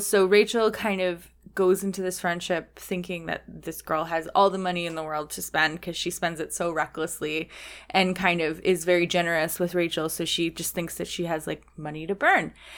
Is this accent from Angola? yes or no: no; Canada; as a Canadian